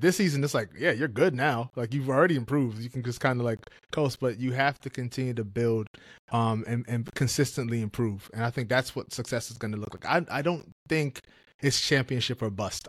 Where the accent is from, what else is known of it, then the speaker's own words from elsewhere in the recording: New York, United States; I grew up in New York